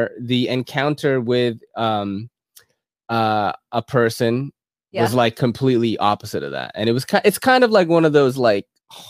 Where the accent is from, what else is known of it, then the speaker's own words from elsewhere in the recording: Philippines; moved away; I was born in the Philippines